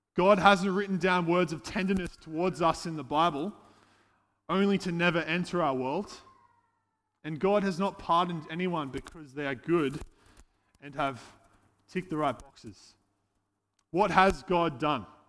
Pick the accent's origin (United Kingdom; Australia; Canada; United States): Australia; Casino, New South Wales; moved away as an adult; now in Gold Coast, Australia; I hail from Casino, uh, but now I've been living on the Gold Coast for the last seven years.